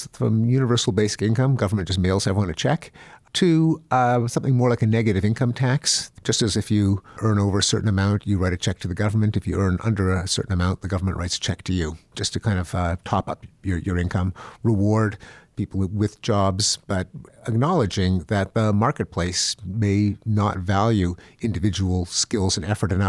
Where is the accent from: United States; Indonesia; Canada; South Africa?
Canada; Well, I'm from Canada.